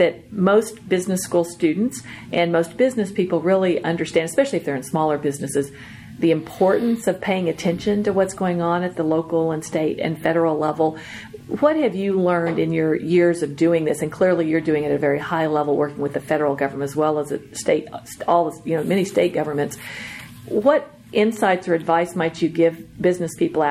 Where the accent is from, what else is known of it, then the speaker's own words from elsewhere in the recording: Oklahoma, United States; I'm from a small town, and I'm from Oklahoma and grew up on the farm